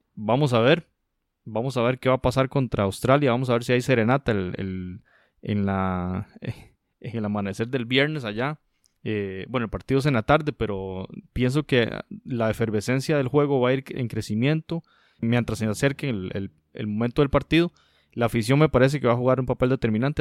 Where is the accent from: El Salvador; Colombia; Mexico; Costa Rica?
Costa Rica; como costarricense lo digo